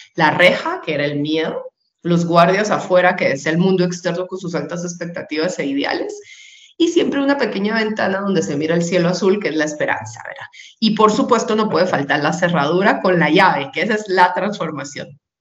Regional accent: Guatemala; en Guatemala, que es donde vivo y de donde soy, eh, donde nací, y he vivido la mayor parte de mi vida

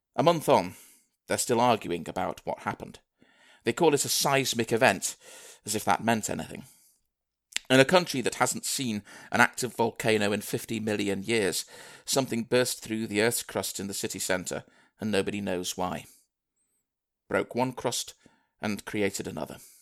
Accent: Manchester, North West England, United Kingdom; moved away as an adult; also born or lived in Liverpool; I'm from Manchester originally

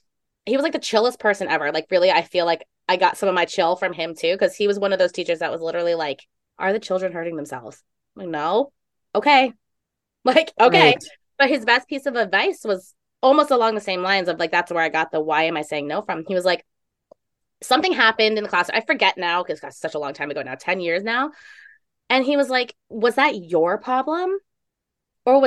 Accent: New York, United States; Maybe it's a total, like, being like a New Yorker, right?

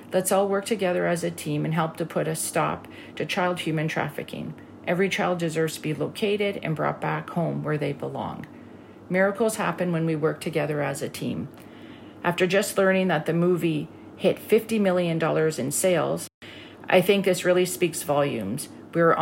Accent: Canada; I'm Canadian.

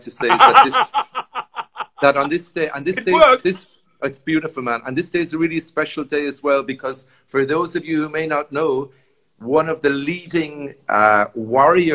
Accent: Sligo, Connacht, Ireland; moved away as an adult; now in Mexico; I grew up in Sligo

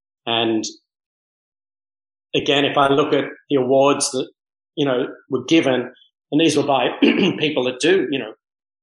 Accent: Manly, New South Wales, Australia; also born or lived in Mauritius; now in Bahamas; I grew up in Manly Beach surfing

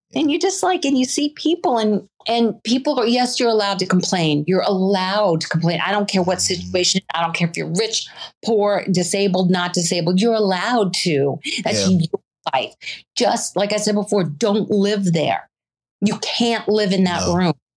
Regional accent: the South, United States; moved away; also born or lived in Virginia / North Carolina; I was from the South originally.

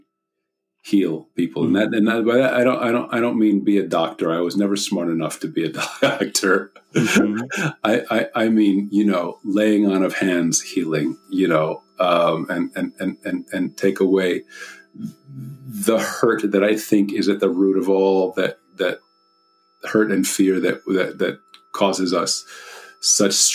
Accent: United States; I'm an American

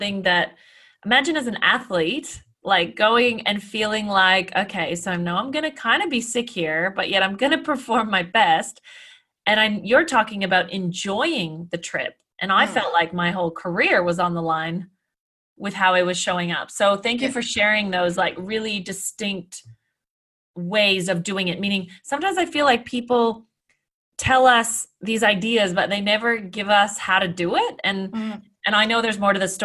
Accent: Canada; I'm Canadian

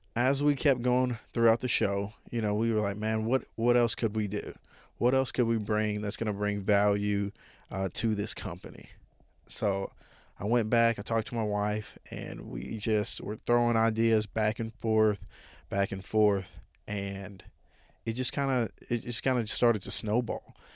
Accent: Jonesboro, Arkansas, United States; I'm from Jonesboro, Arkansas. I've been here my whole life

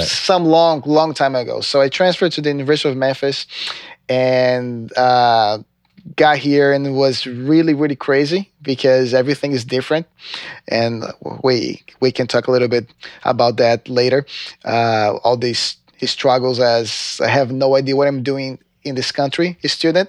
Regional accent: João Pessoa, Paraíba, Brazil; English is a second language; moved away as an adult; also born or lived in Recife; I'm actually from Recife, but I lived in João Pessoa for most of my life

